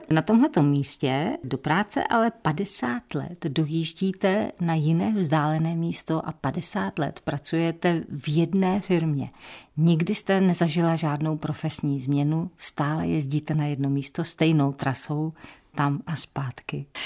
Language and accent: Czech; Kravaře, Moravian-Silesian Region, Czechia; also born or lived in Kouty; Já jsem přímo z Kravař.